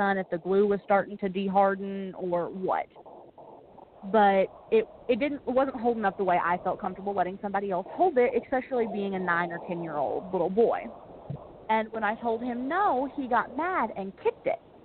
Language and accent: English; near Paducah, Kentucky, United States; it's so close to my hometown